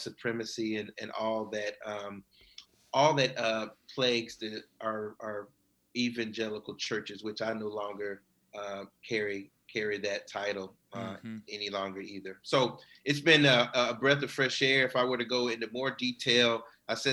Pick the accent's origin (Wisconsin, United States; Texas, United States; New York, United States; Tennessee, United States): Tennessee, United States; Nashville; also born or lived in Inland Empire, California; now in Orange County, United States; I'm originally from Nashville, Tennessee